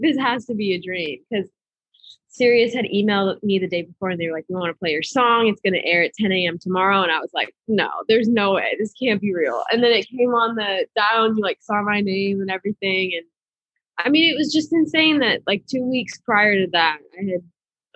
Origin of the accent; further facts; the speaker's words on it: Boston, Massachusetts, United States; moved away as an adult; now in Nashville, United States; I'm from Boston, Massachusetts. So I grew up in a little suburb outside of the city, about like 20 minutes